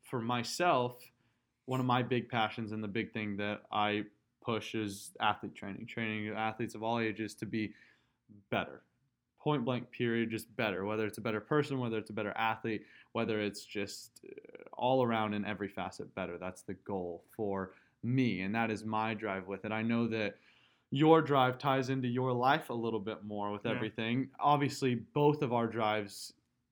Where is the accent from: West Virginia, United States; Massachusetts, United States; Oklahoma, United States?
Oklahoma, United States; Tulsa; I'm from Tulsa, Oklahoma, born and raised